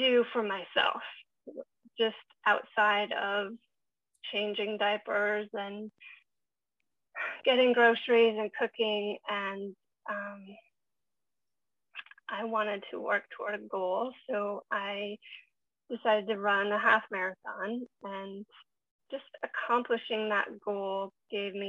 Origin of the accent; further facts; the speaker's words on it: Montana, United States; now in Vancouver, Canada; I grew up in Montana in the middle of nowhere.